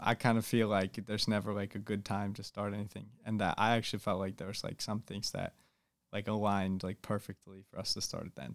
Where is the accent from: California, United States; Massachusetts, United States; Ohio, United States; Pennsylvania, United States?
Massachusetts, United States; Boston; I'm from Boston, Massachusetts, or the suburbs of Boston, Massachusetts